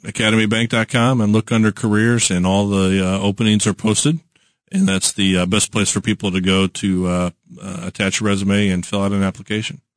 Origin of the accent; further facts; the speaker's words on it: Kansas City, Missouri, United States; I'm born and raised in Kansas City